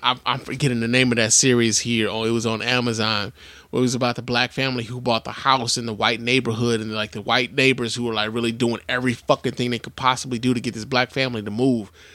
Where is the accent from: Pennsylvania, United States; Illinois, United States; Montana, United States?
Illinois, United States; Chicago; as a Chicagoan